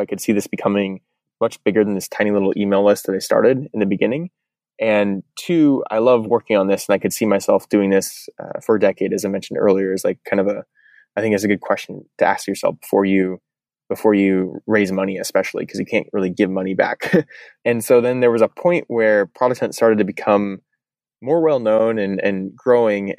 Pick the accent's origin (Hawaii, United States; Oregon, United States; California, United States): Oregon, United States; Eugene; moved away as an adult; also born or lived in Portland, Oregon; now in San Francisco, United States; I grew up in Eugene, went to the University